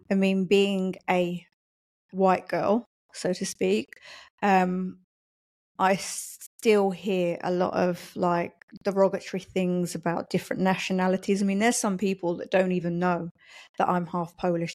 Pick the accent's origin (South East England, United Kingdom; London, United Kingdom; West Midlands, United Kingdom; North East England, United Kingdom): London, United Kingdom; moved away as an adult; also born or lived in Poland; now in Kidderminster, United Kingdom; I'm originally from London. So I grew up in London, went to school in London